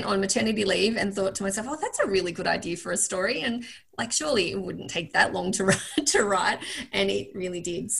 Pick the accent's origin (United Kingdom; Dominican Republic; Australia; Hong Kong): Australia; Northeast Victoria; I grew up in Northeast Victoria